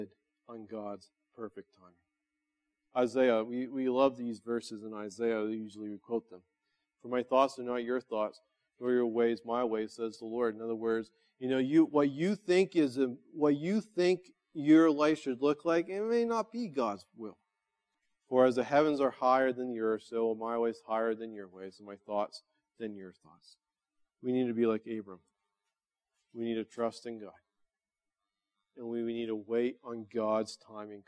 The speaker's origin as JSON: {"language": "English", "country": "United States", "said": "as American followers of Jesus"}